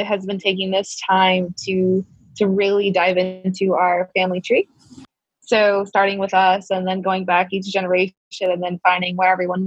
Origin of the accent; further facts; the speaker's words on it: Rochester, New York, United States; moved away; I am born and raised in Rochester, New York, over in Western New York near Niagara Falls